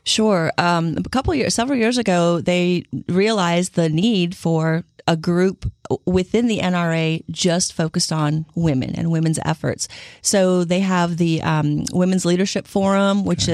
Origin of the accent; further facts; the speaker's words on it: Illinois, United States; So I grew up in the Midwest. I grew up in Illinois